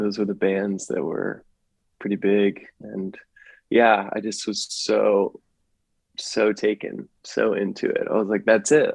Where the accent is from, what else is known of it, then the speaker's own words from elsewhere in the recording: Pennsylvania, United States; I grew up in Pennsylvania